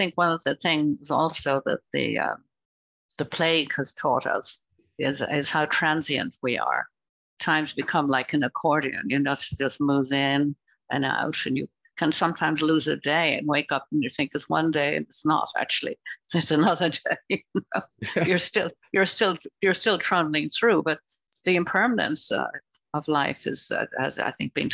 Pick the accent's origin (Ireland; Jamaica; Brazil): Ireland; moved away as an adult; growing up in Ireland